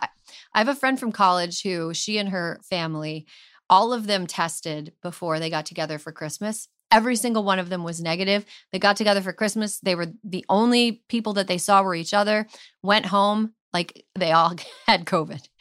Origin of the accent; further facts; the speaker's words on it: rural Minnesota, United States; moved away; the closest hospital to my hometown is a half an hour highway drive away